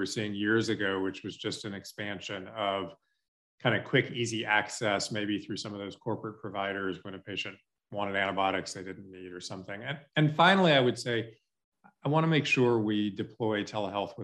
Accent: Shreveport, Louisiana, United States; I loved growing up in Shreveport

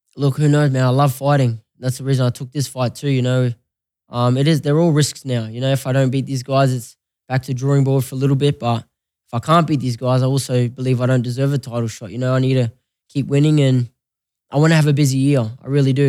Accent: Australia; moved away as an adult; now in Las Vegas, United States; I'm Australian, I'm a proud Australian, always will be

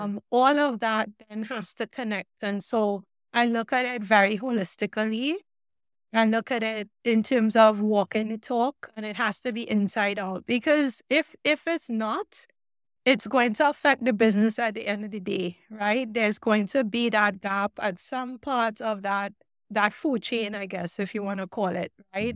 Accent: Trinidad & Tobago; moved away; also born or lived in Oregon; growing up in Trinidad

